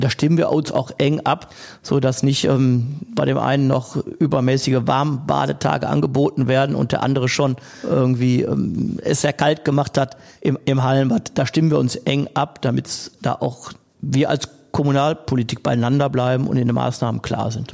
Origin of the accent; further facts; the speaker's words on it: Essen, North Rhine-Westphalia, Germany; meine Heimatstadt Essen